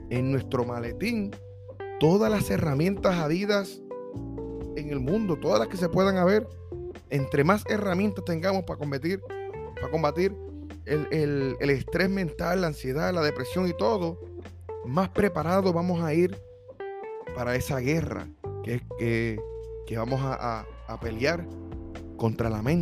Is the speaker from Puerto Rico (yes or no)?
yes; Puerto Rico; now in United States; cuando me mudé de Puerto Rico para los Estados Unidos